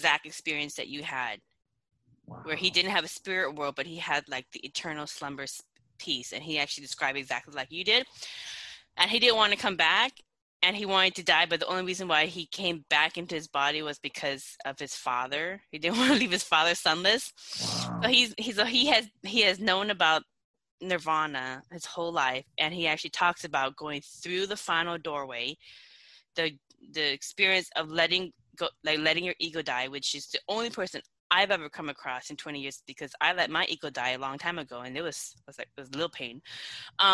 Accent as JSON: {"language": "English", "country": "Laos", "said": "I'm from Laos"}